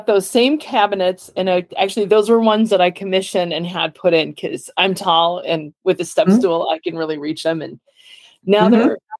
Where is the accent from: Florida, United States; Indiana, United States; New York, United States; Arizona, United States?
Indiana, United States; they'll know that I'm from Indiana.